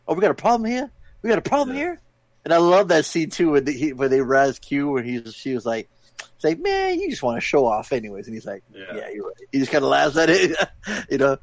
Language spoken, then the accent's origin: English; Long Beach, California, United States; growing up in Long Beach, like all you would see is like gated doors all the time